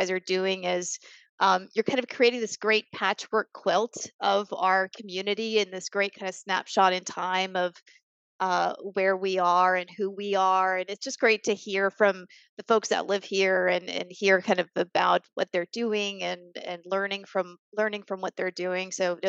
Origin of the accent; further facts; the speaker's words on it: Tampa, Florida, United States; moved away as an adult; also born or lived in Boston / New York; I was born and raised in Tampa